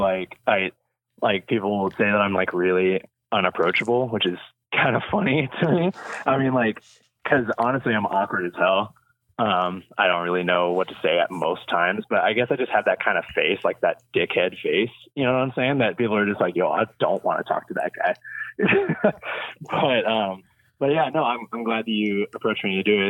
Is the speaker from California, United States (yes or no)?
yes; Yuba City, California, United States; born and raised in California for sure. Been here my whole life. But I grew up in Northern California, like in a small town, outside of Sacramento called Yuba City, which no one has ever heard of. But, yeah, I born and raised there